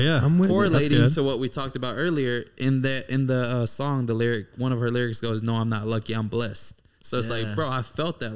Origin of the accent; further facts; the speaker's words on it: Houston, Texas, United States; I was born and raised in Houston.